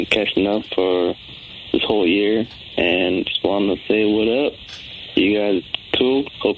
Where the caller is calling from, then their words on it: Everett, Washington, United States; I'm from Everett, Washington.